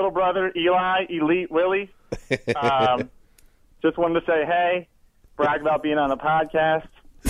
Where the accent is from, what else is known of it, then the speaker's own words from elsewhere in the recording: Baltimore, Maryland, United States; now in Indiana, United States; Oh, actually, I was born in Baltimore.